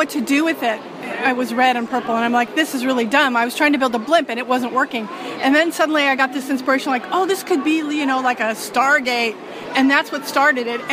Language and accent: English; Portland, United States; we're both from Portland